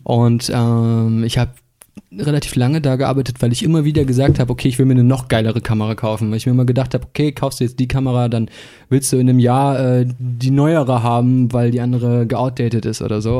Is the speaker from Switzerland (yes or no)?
no; Bremen, Germany; moved away as an adult; now in Hamburg, Germany; ich kam ja gebürtig aus der Bremer Musikszene